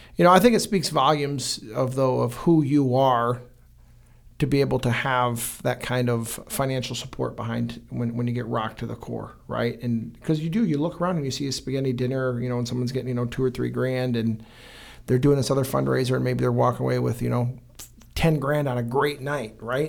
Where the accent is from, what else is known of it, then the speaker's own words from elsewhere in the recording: Fenton, Michigan, United States; also born or lived in Brighton; born and raised in Fenton